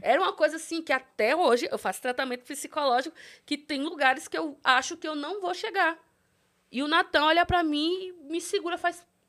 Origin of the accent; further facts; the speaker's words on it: São Miguel dos Campos, Alagoas, Brazil; moved away; sou de São Miguel dos Campos, Alagoas, interiorzinho de Alagoas.